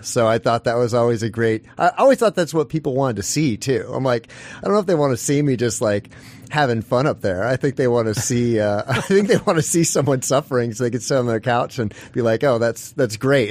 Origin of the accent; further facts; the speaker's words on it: Midwest, United States; moved away as an adult; now in Alaska, United States; I'm originally from the Midwest